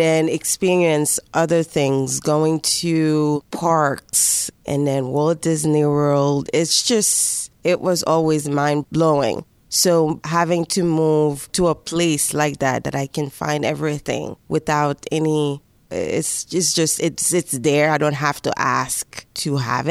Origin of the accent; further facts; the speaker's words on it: Haiti; moved away as an adult; also born or lived in New York, United States; now in Pittsburgh, United States; I was born in Haiti. When I came here, I was 19 years old